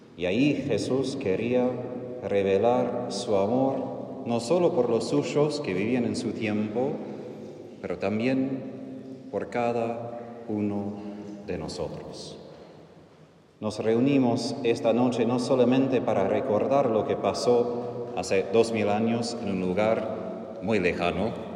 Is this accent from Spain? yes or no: no; United States; Spanish is a second language; moved away; Soy de Estados Unidos, donde hablamos de independencia, de libertad